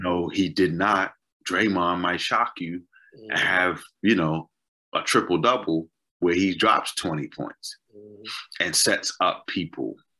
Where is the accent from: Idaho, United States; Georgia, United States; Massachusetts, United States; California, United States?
Massachusetts, United States; Boston; I'm from Boston